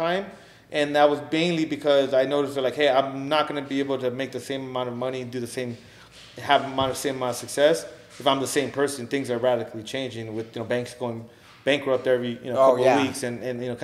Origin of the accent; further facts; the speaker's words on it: Los Angeles, California, United States; me growing up in the San Fernando Valley